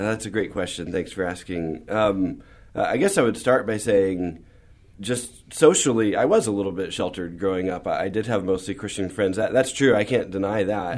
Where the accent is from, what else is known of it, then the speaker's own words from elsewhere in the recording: San Antonio, Texas, United States; also born or lived in San Marcos, Texas; we moved to San Antonio when I was about seven and lived here all through high school